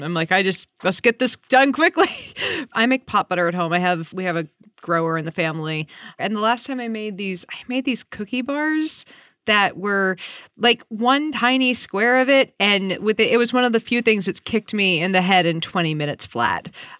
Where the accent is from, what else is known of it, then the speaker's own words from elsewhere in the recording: California, United States; I'm the Californian who smokes.